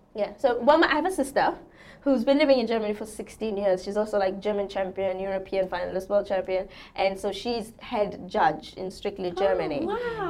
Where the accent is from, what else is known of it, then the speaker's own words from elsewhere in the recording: South Africa; moved away as an adult; also born or lived in England; I'm, I'm born and raised in South Africa until I was 20, and then I left home.